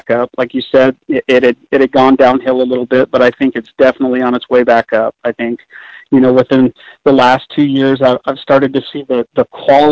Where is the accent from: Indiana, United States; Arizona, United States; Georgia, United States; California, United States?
Arizona, United States; being born and raised in Arizona